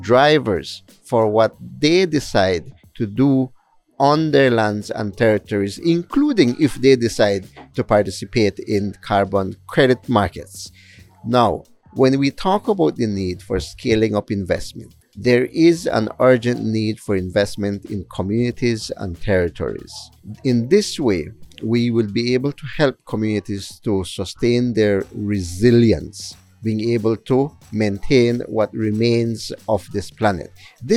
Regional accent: Southern Belize, Belize; I am Maya Ekchi from Southern Belize

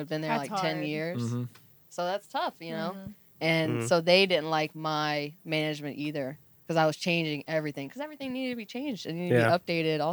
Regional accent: the South, United States; also born or lived in New York; I'm from the South

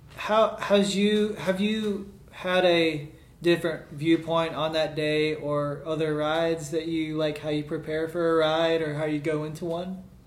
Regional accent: Birmingham, Alabama, United States; moved away as an adult; also born or lived in Washington, D.C.; I moved down from Washington D.C. to Birmingham, or back home rather

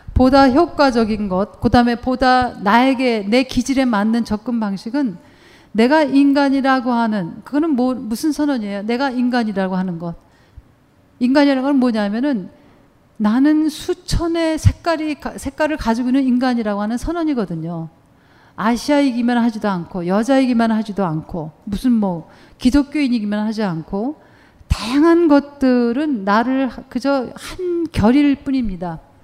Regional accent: South Korea; moved away as an adult; also born or lived in Germany; now in United States; 한국에서 태어났고 한국에서 대학원까지 다 공부했어요

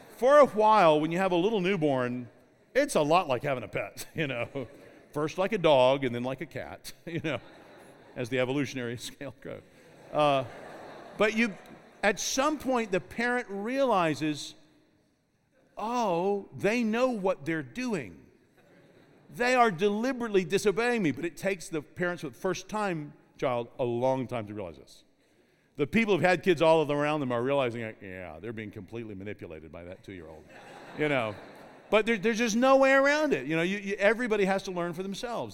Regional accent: Kentucky, United States; I grew up in Kentucky

